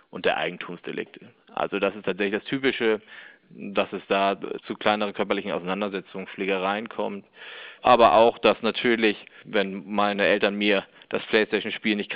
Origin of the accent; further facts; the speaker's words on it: Hamburg, Germany; Da kann ich als Hamburger zum Beispiel sagen, die Vergnügungsmeile St. Pauli, die Reeperbahn